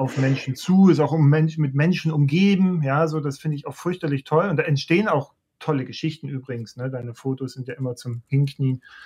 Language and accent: German; Leipzig, Saxony, Germany; ich komme ja aus der, aus der DDR, ich bin Leipziger